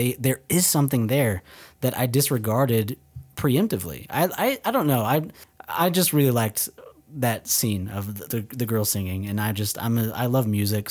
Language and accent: English; Dallas, Texas, United States; moved away; We're from Dallas, remember? That's not Texas.